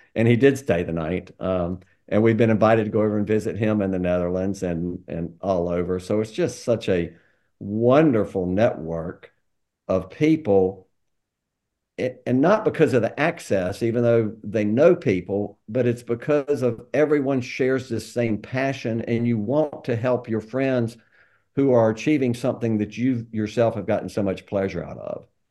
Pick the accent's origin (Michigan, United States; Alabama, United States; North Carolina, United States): North Carolina, United States; Greensboro; moved away as an adult; also born or lived in Atlanta; I grew up in Greensboro.